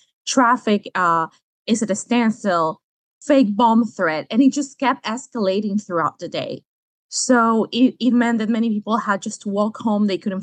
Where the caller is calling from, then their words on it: Manta, Manabí, Ecuador; I am speaking out from Manta, which is a coastal city here in Ecuador.